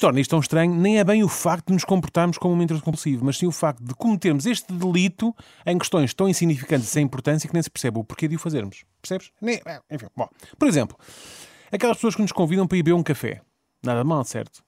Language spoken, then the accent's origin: Portuguese; Portugal; nós também somos, somos portugueses